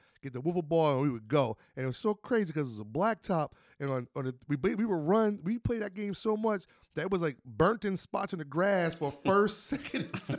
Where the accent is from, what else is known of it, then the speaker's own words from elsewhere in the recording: Alabama, United States; Somebody would come from, I'm from Alabama, and come out to the park for the summer.